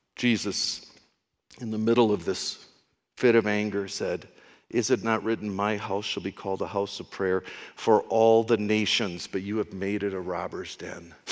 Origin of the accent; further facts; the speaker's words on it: United States; I'm an American